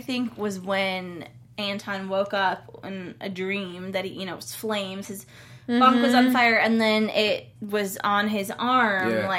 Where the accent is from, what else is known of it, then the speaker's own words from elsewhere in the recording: Cleveland, Ohio, United States; I'm from Cleveland.